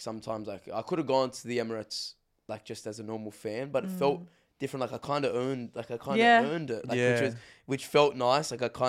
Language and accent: English; Australia; I came all the way from Australia.